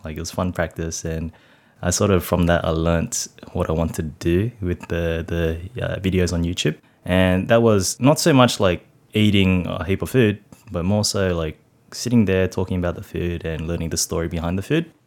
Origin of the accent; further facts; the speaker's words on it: Sydney, New South Wales, Australia; I grew up in Cabramatta, Canning Heights, to be exact.